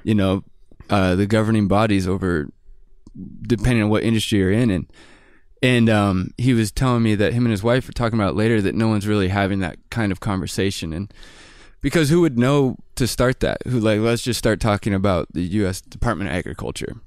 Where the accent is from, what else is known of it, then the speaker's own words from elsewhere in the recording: Bellingham, Washington, United States; I'm from Bellingham, Washington, and it's a pretty artsy community